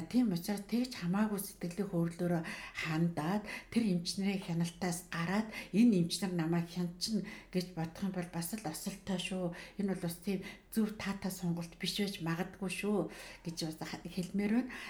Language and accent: Mongolian; Mongolia